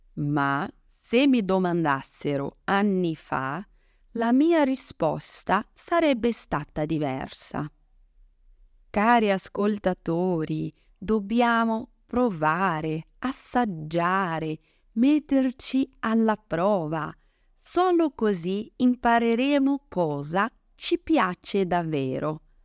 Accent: Brazil; Italian is a second language; now in Italy; come brasiliana

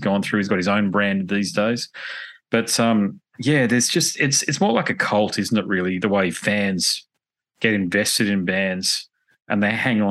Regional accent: Sydney, New South Wales, Australia

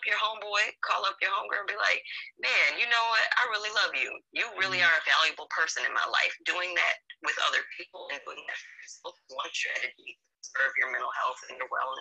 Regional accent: Lockport, New York, United States; I grew up in Lockport, New York, which is a small town in Western New York right outside of Niagara Falls.

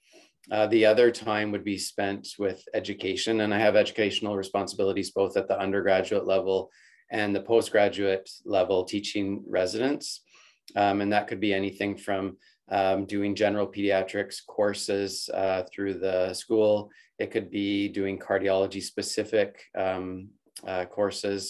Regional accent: Calgary, Alberta, Canada; I'm born and raised in Calgary, and I did my undergraduate degree there

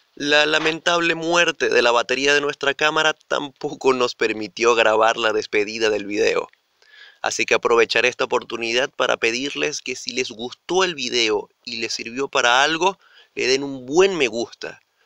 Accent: Venezuela; nosotros somos venezolanos y tenemos ciertas palabras que utilizamos en nuestra jerga del día a día, como burda

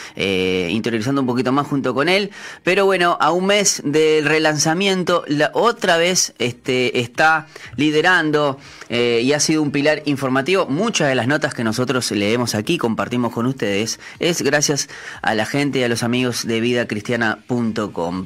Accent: Uruguay

